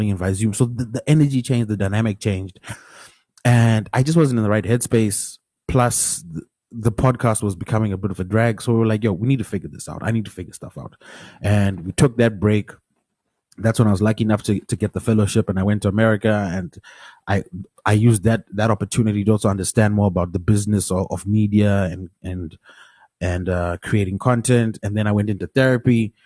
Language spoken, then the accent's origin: English; Mutare, Manicaland, Zimbabwe; I'm from Mutare. Mutare is a small town. Everyone kind of knows everyone